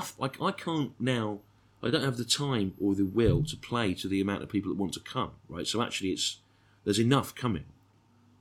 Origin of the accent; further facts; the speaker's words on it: Birmingham, West Midlands, United Kingdom; I was born in Birmingham